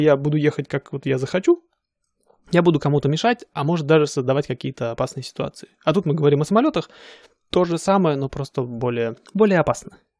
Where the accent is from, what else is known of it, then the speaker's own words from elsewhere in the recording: Siberia, Russia; moved away as an adult; я же из Сибири